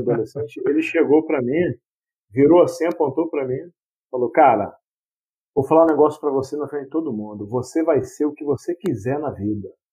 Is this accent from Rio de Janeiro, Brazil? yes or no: yes; Queimados, Rio de Janeiro, Brazil; Nascido e criado em Queimados